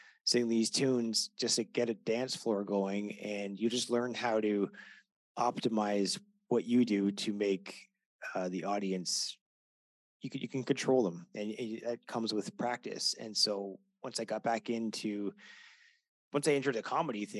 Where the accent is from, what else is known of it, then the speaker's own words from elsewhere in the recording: Canada; I'm Canadian